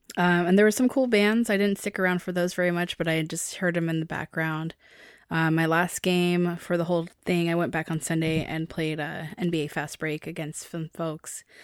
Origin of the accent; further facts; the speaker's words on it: Seattle, Washington, United States; I'm from Seattle